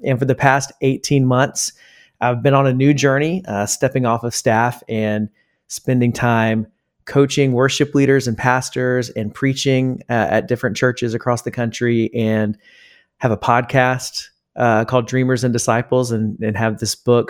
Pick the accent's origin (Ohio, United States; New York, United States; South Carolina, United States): South Carolina, United States; Columbia; moved away as an adult; also born or lived in Greenville, South Carolina; now in Charlotte, United States; I grew up in Columbia, South Carolina, spent there, spent all of my life in South Carolina until I moved to Charlotte for Elevation Church.